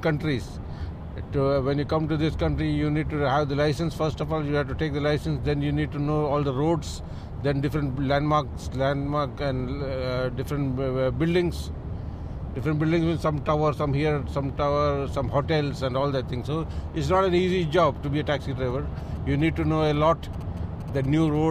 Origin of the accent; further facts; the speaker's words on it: Mumbai, Maharashtra, India; moved away as an adult; also born or lived in Kerala, India; now in Dubai, United Arab Emirates; And I'm from Kerala, it's my birthplace. I was brought up in Bombay.